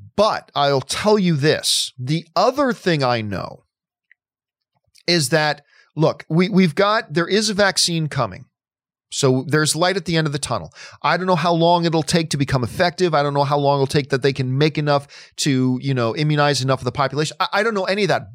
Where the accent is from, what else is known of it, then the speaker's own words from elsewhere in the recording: Hamilton, Ontario, Canada; now in United States; Hamilton, Ontario, Canada is my hometown, that's where my family is